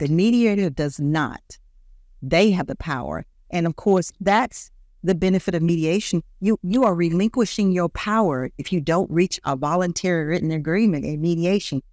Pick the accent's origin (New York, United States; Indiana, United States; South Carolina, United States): South Carolina, United States; Greenville; moved away as an adult; also born or lived in Columbia, South Carolina; now in Lexington, United States; I was born in Greenville, South Carolina, and the way I got here in Columbia